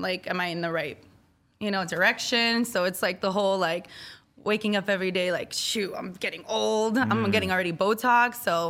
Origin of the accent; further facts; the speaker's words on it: Miami, Florida, United States; I'm from Miami, Florida. I was born, raised, living there forever. Now I'm not moving.